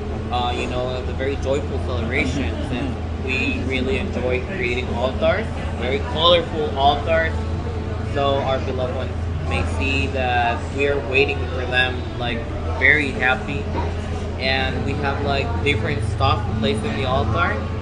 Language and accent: English; Mexico City, Mexico; moved away as an adult; now in Puerto Vallarta, Mexico; I am originally from Mexico City